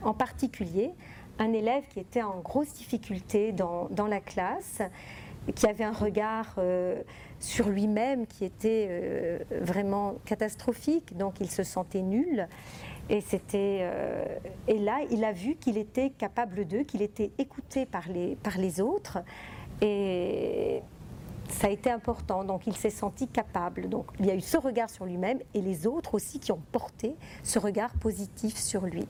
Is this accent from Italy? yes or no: yes; Italy; now in France; moi je viens d'Italie